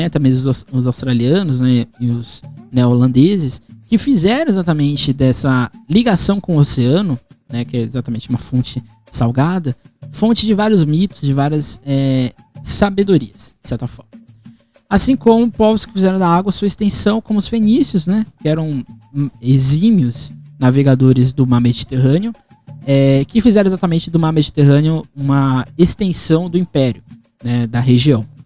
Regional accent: Brazil

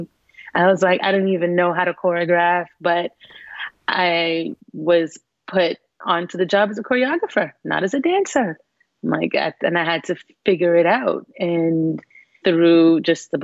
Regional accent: Canada; being Canadian

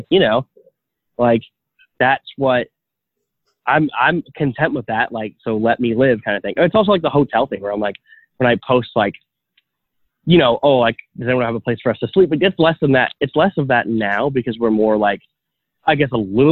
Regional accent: outside of Toronto, Ontario, Canada; now in Toronto, Canada; I grew up 30 minutes outside of Toronto, outside of downtown

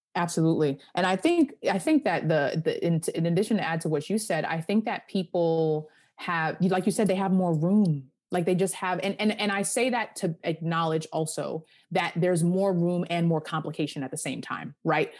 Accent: Hempstead, New York, United States; I am from Hempstead, Long Island

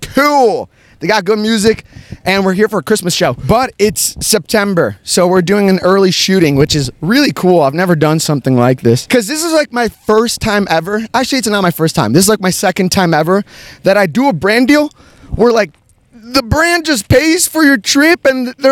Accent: United States; I'm from here, from the United States

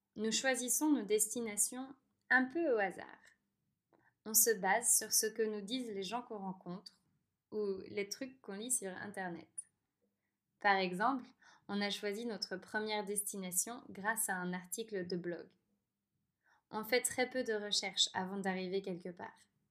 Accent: France; moved away; je suis française

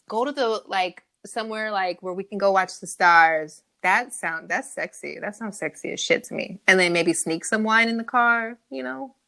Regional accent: California, United States; I'm from California

